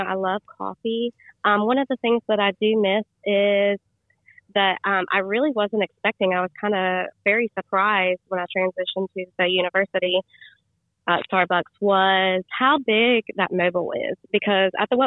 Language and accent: English; Archdale, North Carolina, United States; I grew up in Archdale